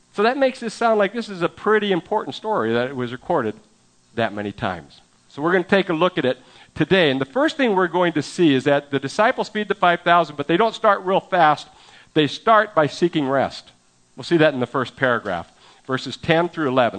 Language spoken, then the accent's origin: English; San Francisco Bay Area, California, United States; moved away; I'm from the San Francisco Bay Area